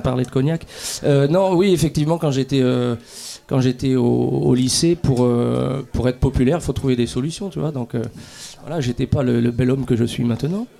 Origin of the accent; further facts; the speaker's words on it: France; on est français